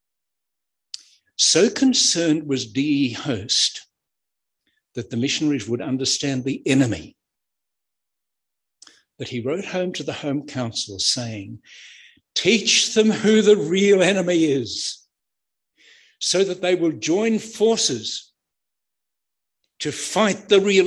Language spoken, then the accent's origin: English; Queensland, Australia; now in New South Wales, Australia; I'm a Queenslander down here in New South Wales